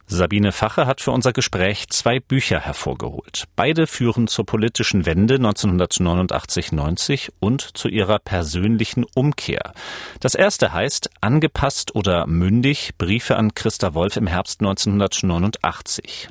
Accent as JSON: {"language": "German", "region": "Schleswig-Holstein", "country": "Germany", "tie": "born or raised there", "moved": "yes", "lives_now": "Leipzig, Germany", "said": "seit 16 Jahren Leipziger, geboren 1984 in Schleswig-Holstein."}